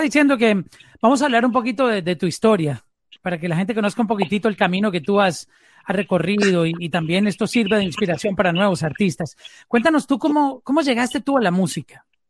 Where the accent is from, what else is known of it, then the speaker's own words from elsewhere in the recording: Colombia; now in Miami, United States; Yo me encuentro ahora en, en Miami, pero soy colombiano